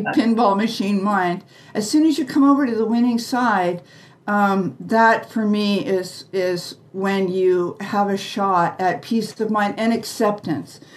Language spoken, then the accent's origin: English; United States; we were raised in the American way